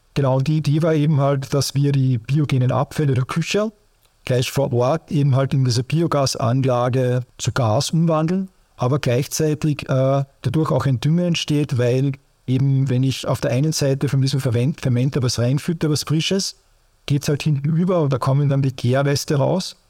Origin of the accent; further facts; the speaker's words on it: Austria; bei uns in Österreich